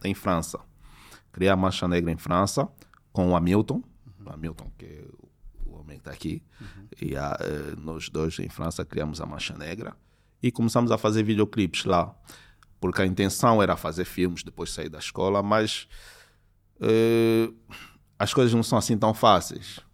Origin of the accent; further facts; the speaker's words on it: Luanda, Luanda Province, Angola; desde a minha infância aqui na Maianga